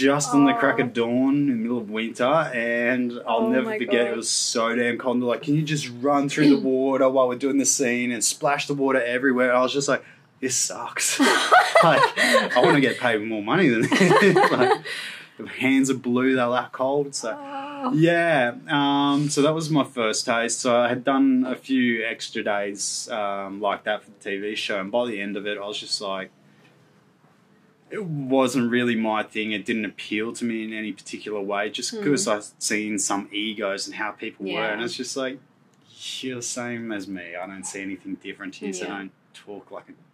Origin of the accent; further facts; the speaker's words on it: Gold Coast, Queensland, Australia; growing up on the Gold Coast, you got the surf, so I was always out there